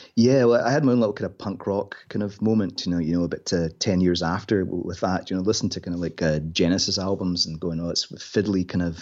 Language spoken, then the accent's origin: English; Inverness, Scotland, United Kingdom; also born or lived in Glasgow; grew up in Inverness